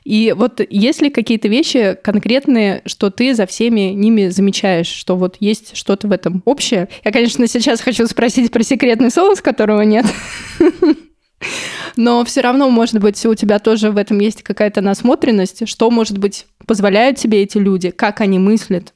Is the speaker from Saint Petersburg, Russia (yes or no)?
no; Buryatia, Russia; я из Бурятии, у нас там рядом Монголия